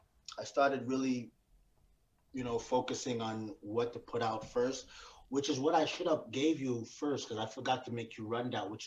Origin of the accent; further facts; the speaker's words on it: Montreal, Quebec, Canada; I grew up in Park X. That's where I grew up. Originally, I'm from Park X